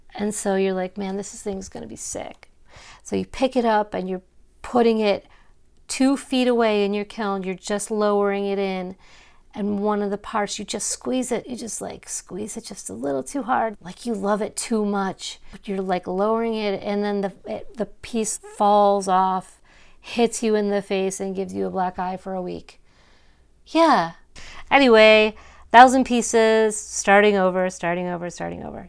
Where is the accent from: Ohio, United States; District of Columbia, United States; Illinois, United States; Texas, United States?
Ohio, United States; Cleveland suburb; I grew up in Cleveland, well, not even in Cleveland, like, outside